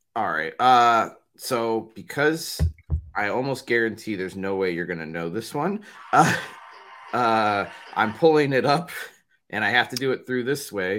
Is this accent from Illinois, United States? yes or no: yes; Chicago, Illinois, United States; we're very Chicago, we're, we're from Chicago